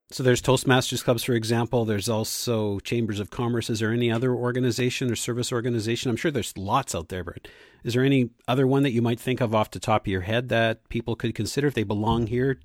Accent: Canada; I was from Canada

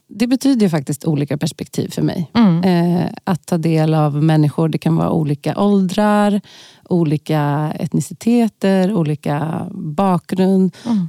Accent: Stockholm, Stockholm County, Sweden; i Tensta och Kista, där jag har vuxit upp

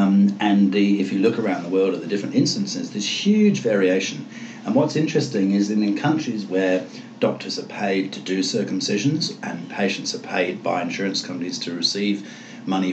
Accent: England, United Kingdom; moved away; I come from England

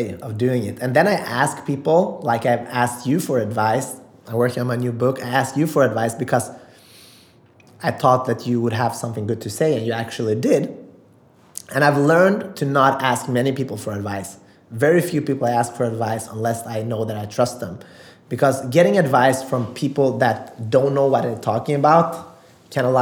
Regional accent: Sweden; also born or lived in Macedonia; I'm from Sweden

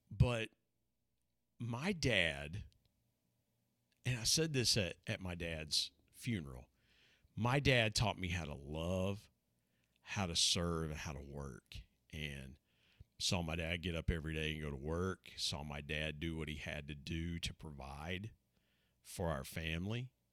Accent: Southeast Ohio, United States; also born or lived in Huntington, West Virginia; lived a, a, a normal life growing up in Southeast Ohio

